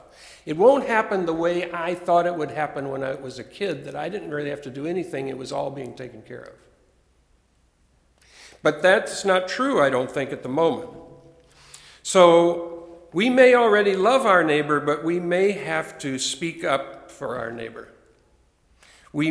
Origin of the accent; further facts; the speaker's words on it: United States; growing up in America